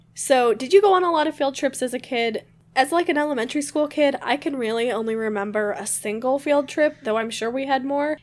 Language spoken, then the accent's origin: English; Michigan, United States; I grew up in Michigan.